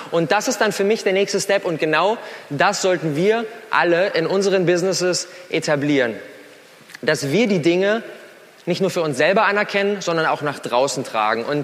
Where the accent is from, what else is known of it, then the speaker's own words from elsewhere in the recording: Berlin, Germany; Das bin ich … ich bin 27 Jahre alt, ich komme aus Berlin